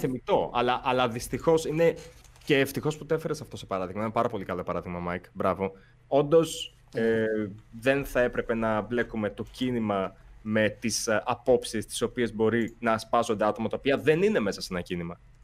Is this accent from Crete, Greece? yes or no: no; Volos, Thessaly, Greece; η καταγωγή μου είναι από το Βόλο